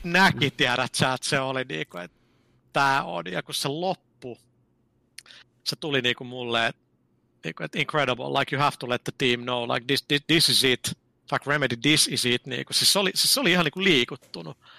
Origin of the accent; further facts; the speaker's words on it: Finland; mä oon Suomesta